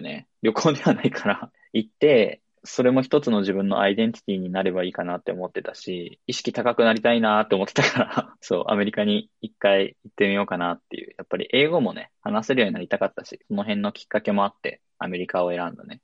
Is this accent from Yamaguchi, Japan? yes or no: yes; Yamaguchi, Japan; moved away as an adult; also born or lived in China; now in Kyoto, Japan; 生まれは、えー山口県で生まれました